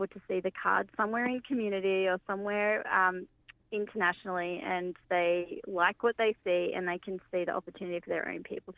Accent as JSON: {"language": "English", "town": "Sydney", "region": "New South Wales", "country": "Australia", "said": "My mob is the Cabrigal people from the Georges River and Liverpool area of the Sydney Basin."}